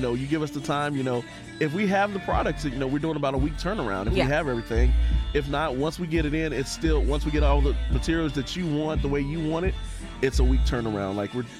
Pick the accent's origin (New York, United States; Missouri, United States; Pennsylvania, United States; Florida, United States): Florida, United States; Tampa; also born or lived in Orlando; I grew up in Tampa, moved back to Orlando to go to college.